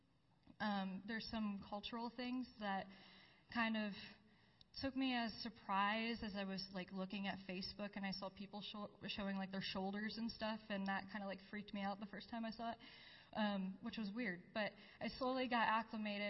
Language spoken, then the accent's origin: English; United States; also born or lived in Jordan; I had to be tactful and diplomatic as an American to Jordanians